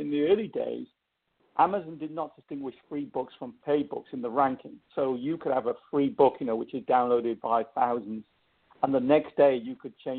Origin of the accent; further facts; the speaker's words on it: England, United Kingdom; accent: English; my English accent